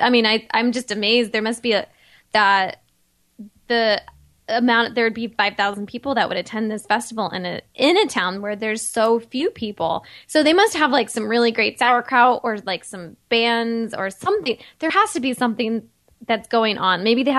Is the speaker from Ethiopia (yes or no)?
no; Indiana, United States; when I was growing up in Indiana